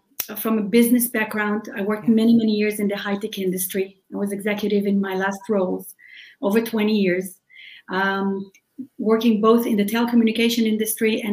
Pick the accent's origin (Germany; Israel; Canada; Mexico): Israel; English is a second language; moved away as an adult; now in United States; we're original from Israel, which you can probably hear from my accent.